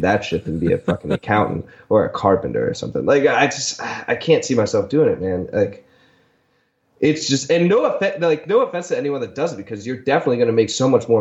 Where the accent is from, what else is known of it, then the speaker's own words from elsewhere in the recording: Delaware, United States; moved away; I went to a trade high school because it was the best high school in the state. I'm initially from Delaware